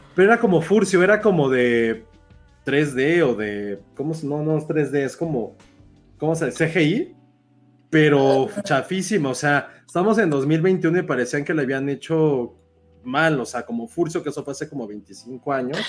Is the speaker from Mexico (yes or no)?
yes; Mexico; Somos muy malos mexicanos